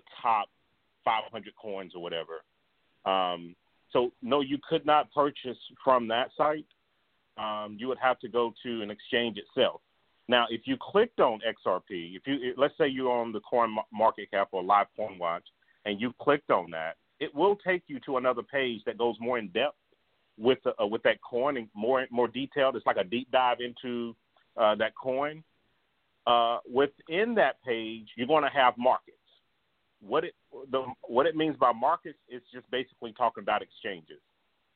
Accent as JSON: {"language": "English", "region": "North Carolina", "country": "United States", "said": "I'm also from North Carolina"}